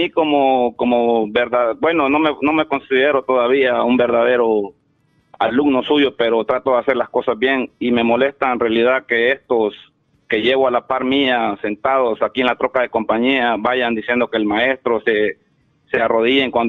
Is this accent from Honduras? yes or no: yes; Honduras; moved away; Yo soy de Honduras, vos.